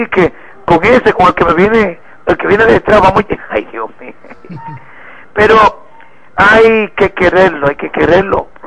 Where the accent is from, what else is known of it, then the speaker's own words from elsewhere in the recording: Dominican Republic; como estamos en el mes de la patria, debemos de, como buen dominicano que somos, instituir con, con altura que ondee esa bandera